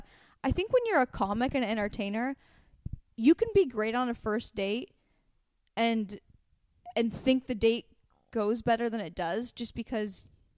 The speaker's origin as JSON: {"language": "English", "region": "West Coast", "country": "United States", "said": "Well, we're from the West Coast."}